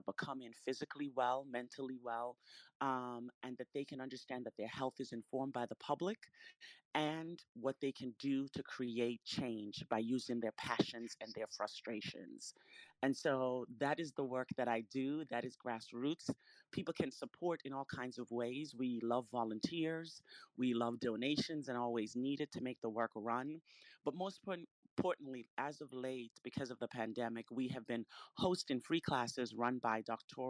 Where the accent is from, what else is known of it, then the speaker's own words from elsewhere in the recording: Retreat, Saint Mary, Jamaica; moved away; also born or lived in Philadelphia; I was born in Retreat St. Mary